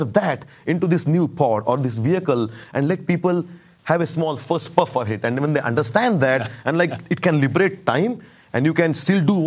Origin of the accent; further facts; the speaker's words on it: India; moved away as an adult; now in United States; I'm here for the last 15 years in the US. I was born in India